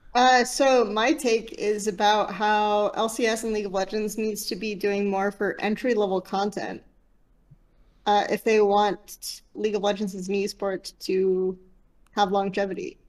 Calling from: Los Angeles, California, United States; I'm calling from Los Angeles

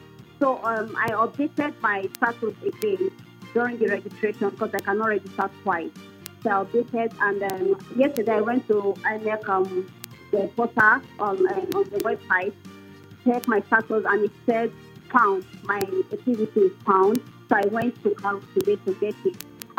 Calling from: Federal Capital Territory, Nigeria; I'm calling from FCT Caro.

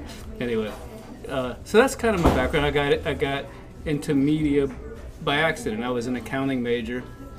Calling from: Greenwood, South Carolina, United States; where are you calling from? I said, Greenwood.

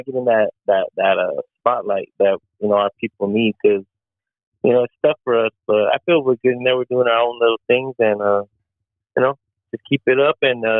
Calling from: Norco, California, United States; I'm right here in Norco, California.

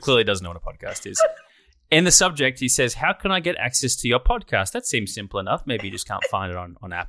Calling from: Nigeria; I'm from Africa, Nigeria.

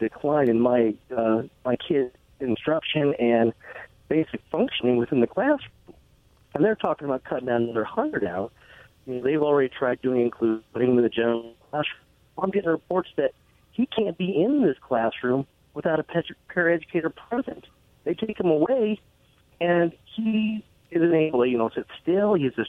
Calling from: Richland, Washington, United States; I'm from Richland.

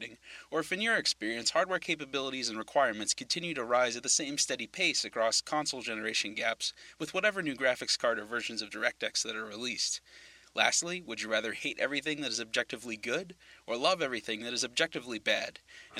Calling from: Greenville, Pennsylvania, United States; from Greenville, Pennsylvania, which, for a bit of trivia, has a tendency to catch on fire.

